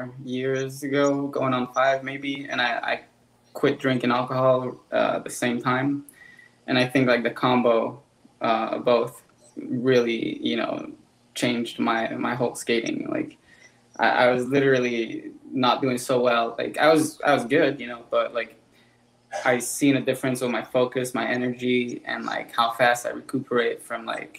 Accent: Montreal, Quebec, Canada; also born or lived in Los Angeles / Las Vegas; I'm from Montreal, Quebec

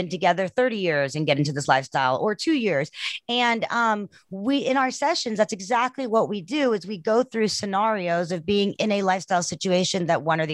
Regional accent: South Africa; I'm from South Africa

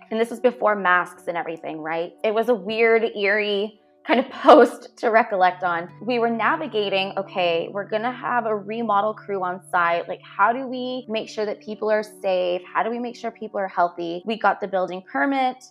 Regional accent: Weslaco, Texas, United States; also born or lived in McAllen, Texas / Monte Alto, Texas; I was born in McAllen, raised in Weslaco, uh, but I went to school for my formative years in uh, Monte Alto

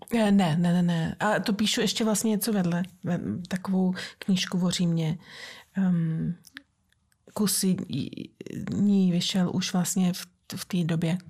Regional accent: Prague, Czechia; moved away; jsem Pražačka

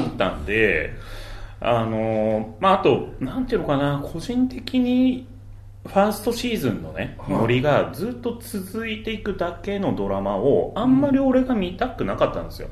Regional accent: Kawasaki, Kanagawa, Japan; ちょっと川崎生まれなんだよね、俺

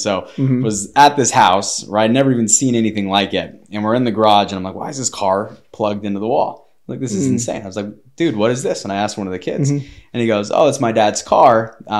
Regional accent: Claremont, California, United States; I grew up in Claremont area.

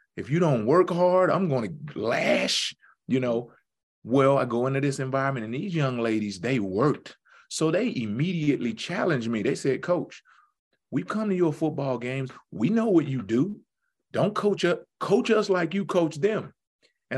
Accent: Houston, Texas, United States; I'm from Houston, very big city

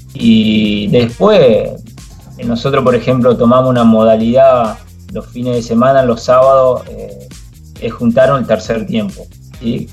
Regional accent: Choele Choel, Río Negro, Argentina; de Chuele, de donde soy yo

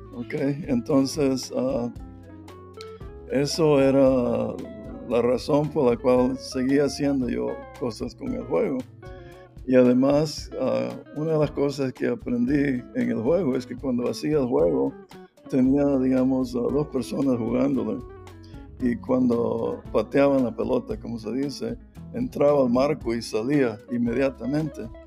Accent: La Ceiba, Atlántida, Honduras; moved away as an adult; also born or lived in Pennsylvania, United States; now in Indiana, United States; yo nací en La Ceiba

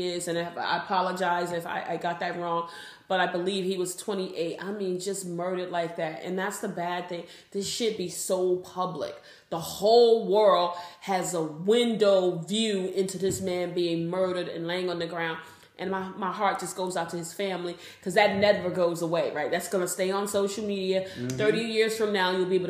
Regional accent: East Coast, United States; I'm from the East Coast

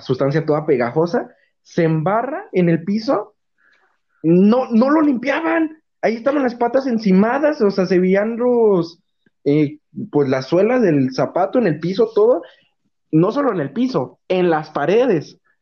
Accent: Mexico City, Mexico; moved away; soy chilango

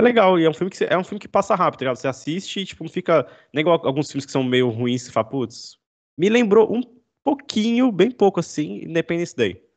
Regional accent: Brazil; A gente é brasileiro

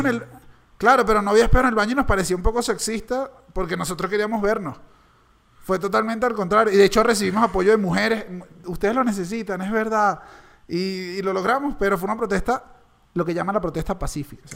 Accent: Caracas, Capital District, Venezuela; yo como caraqueño

